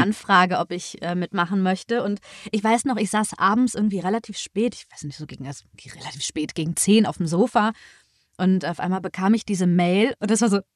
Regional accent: Düsseldorf area, North Rhine-Westphalia, Germany; ich komme aus der Ecke von Düsseldorf und hier gibt es gar nicht so viel

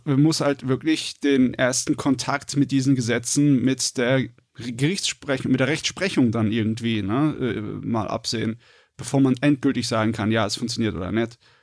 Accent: Germany; bei uns in Deutschland

